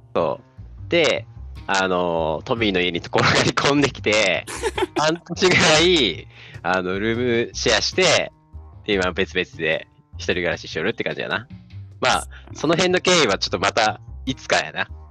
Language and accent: Japanese; Tokushima, Japan; moved away as an adult; now in Tokyo, Japan; 出身が徳島です。で今住んでるのが、えー、東京、上京しています